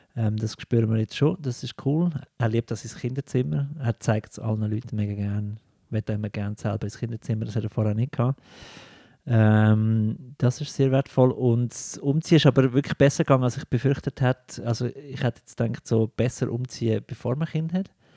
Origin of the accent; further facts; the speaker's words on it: Lucerne, Switzerland; now in Zurich, Switzerland; meiner Heimat Luzern